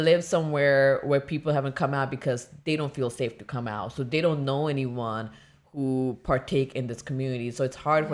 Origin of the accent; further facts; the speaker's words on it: India; moved away; growing up in India